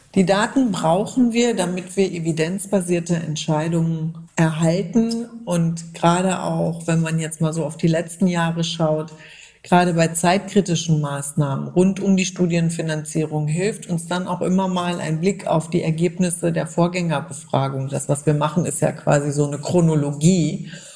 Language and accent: German; Germany; Bei uns in Deutschland